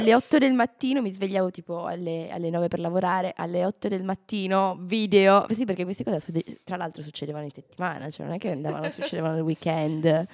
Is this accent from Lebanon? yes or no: no; Turin, Piedmont, Italy; moved away; il fatto che io e Giulia veniamo da Torino